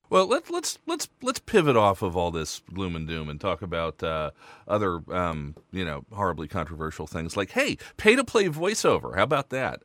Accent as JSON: {"language": "English", "country": "United States", "moved": "yes", "lives_now": "Luxembourg", "said": "I'm from the States"}